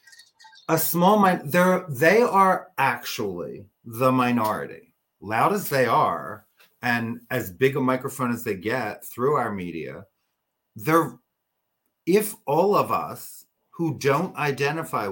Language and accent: English; New Jersey, United States; where I grew up here in New Jersey was a small Republican town